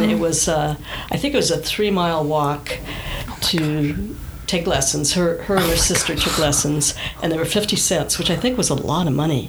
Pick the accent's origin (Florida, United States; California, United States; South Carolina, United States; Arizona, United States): California, United States; Southern; also born or lived in Michigan; We moved to California from Michigan when I was nine